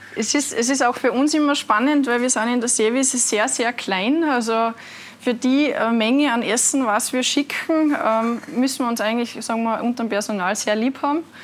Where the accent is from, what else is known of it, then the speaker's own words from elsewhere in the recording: Altaussee, Styria, Austria; ich bin in Aldasse geboren